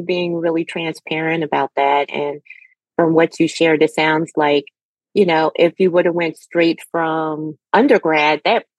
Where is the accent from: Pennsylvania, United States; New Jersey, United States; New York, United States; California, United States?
Pennsylvania, United States; Philadelphia; being growing up in the Philadelphia area as well, in the suburbs